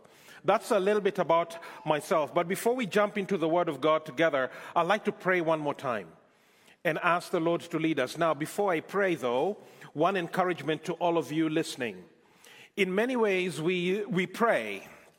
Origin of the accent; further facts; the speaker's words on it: Nairobi, Kenya; moved away as an adult; also born or lived in Scotland; now in Canada; I am from Kenya, born, brought up in Kenya, lived there for many years, pastored a church in Scotland for a bit, and then came on to Canada